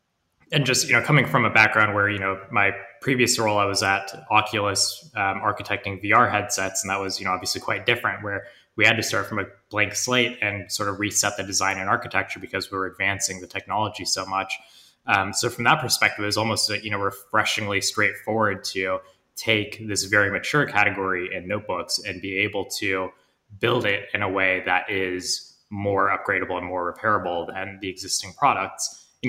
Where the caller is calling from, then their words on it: London, United Kingdom; I'm calling you from London.